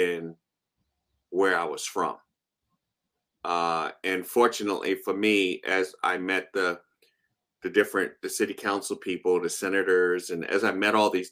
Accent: Baltimore, Maryland, United States; I was raised in the foster care system in Baltimore

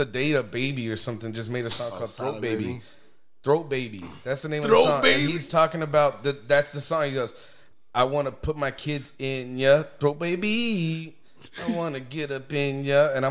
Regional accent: Texas, United States; moved away; also born or lived in Chicago; I was growing up in Texas

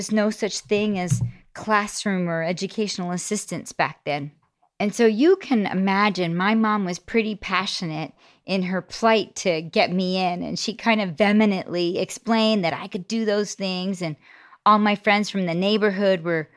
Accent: Toronto, Ontario, Canada; I grew up in Scarborough, Ontario, on this great street called Coxworth Crescent

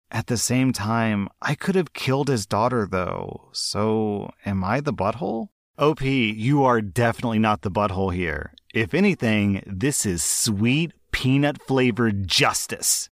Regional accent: United States; I'm an American

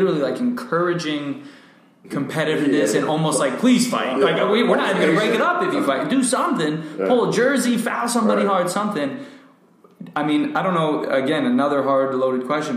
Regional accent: Wallingford, Connecticut, United States; moved away as an adult; I grew up in Connecticut

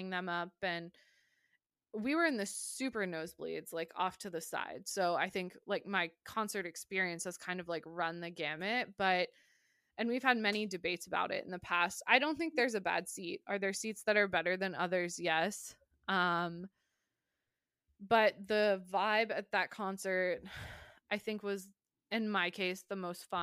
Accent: United States; being American

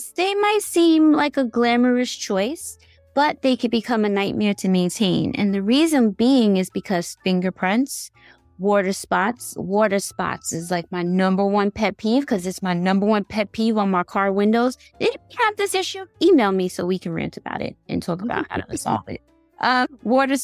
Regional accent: New York City, New York, United States; born or raised there

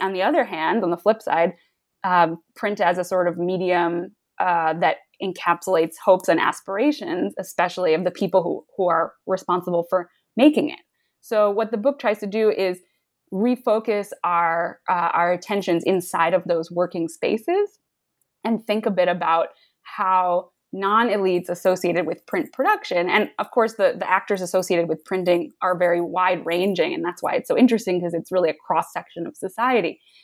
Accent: United States; I grew up in the New York suburbs

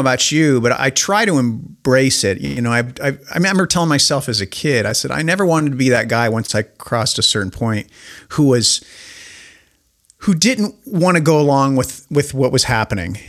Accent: Spokane, Washington, United States; I'm this dork from Spokane, Washington

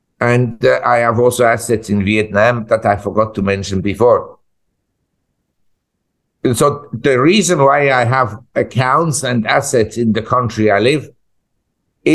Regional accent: Switzerland; moved away as an adult; also born or lived in United States; now in Asia; I was born in Switzerland and I'm a Swiss, and I'm patriotic Swiss

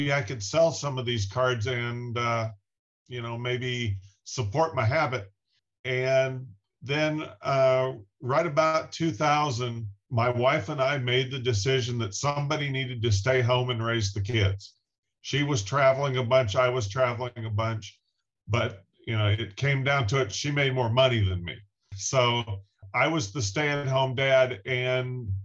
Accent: Wichita, Kansas, United States; I grew up in Wichita, Kansas, pretty much smack dab in the center of the U.S.

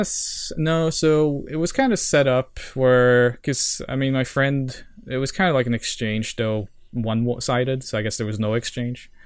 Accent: Norway; English is a second language; also born or lived in Sao Paulo, Brazil; I'm from Norway.

